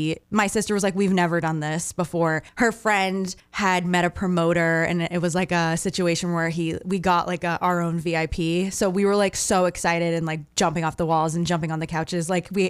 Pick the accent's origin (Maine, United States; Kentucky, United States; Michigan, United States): Maine, United States; also born or lived in Portland, Maine; And I said, I'm from Maine.